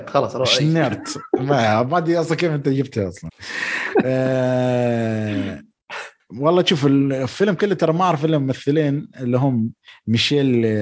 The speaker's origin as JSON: {"language": "Arabic", "country": "Syria", "said": "بس انا سوري"}